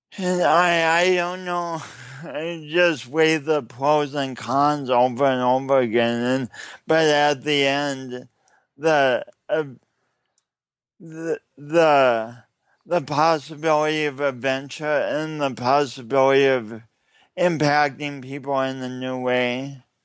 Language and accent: English; Sioux Falls, South Dakota, United States; I'm from Sioux Falls, South Dakota. But this is not a Midwestern accent.